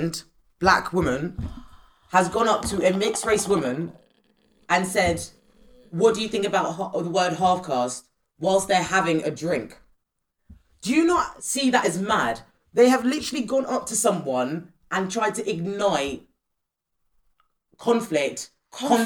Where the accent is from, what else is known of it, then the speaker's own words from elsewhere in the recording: Windsor, South East England, United Kingdom; I was brought up in Windsor